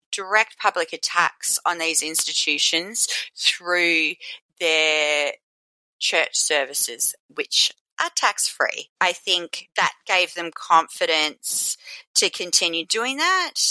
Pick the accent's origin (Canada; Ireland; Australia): Australia; I'm from Australia